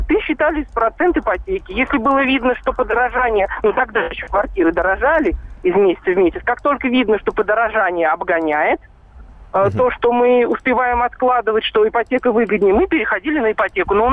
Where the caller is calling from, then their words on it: Lipetsk, Lipetsk Oblast, Russia; Доброе утро, … Липецк.